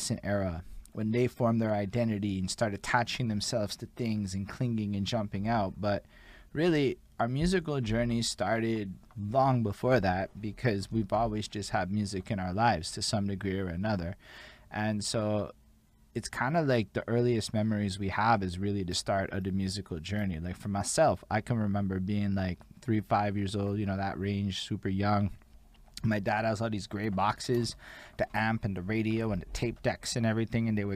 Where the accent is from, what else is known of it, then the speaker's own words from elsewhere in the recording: Montreal, Quebec, Canada; I'm from Montreal